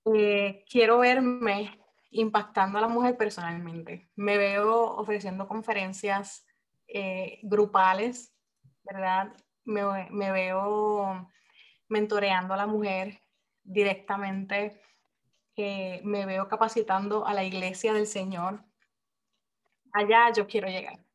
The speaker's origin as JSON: {"language": "Spanish", "country": "Puerto Rico", "moved": "as an adult", "lives_now": "Japan", "said": "soy puertorriqueña, pero soy esposa militar y en este momento estoy residiendo en Japón"}